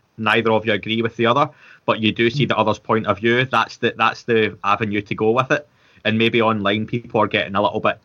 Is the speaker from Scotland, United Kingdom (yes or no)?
yes; Scotland, United Kingdom; being Scottish